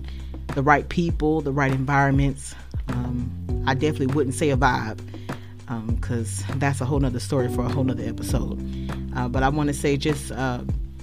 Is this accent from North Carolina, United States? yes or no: yes; Charlotte, North Carolina, United States; I am originally from Charlotte, North Carolina